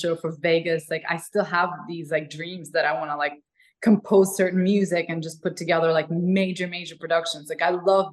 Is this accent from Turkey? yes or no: no; Ukraine; English is a second language; moved away as an adult; now in Los Angeles, United States; I'm a girl from like Ukraine